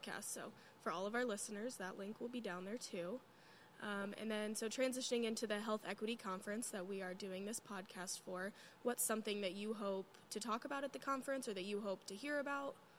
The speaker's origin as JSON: {"language": "English", "town": "Cedar Rapids", "region": "Iowa", "country": "United States", "said": "I'm from Cedar Rapids, so it's close"}